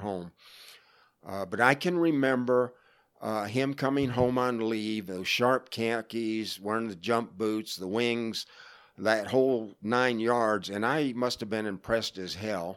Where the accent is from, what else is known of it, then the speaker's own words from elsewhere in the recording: Florida, United States; moved away; I grew up in Florida